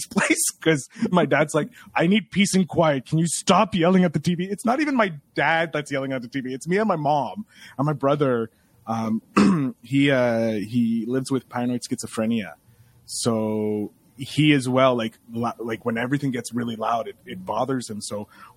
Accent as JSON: {"language": "English", "region": "Quebec", "country": "Canada", "said": "I'm a Canadian"}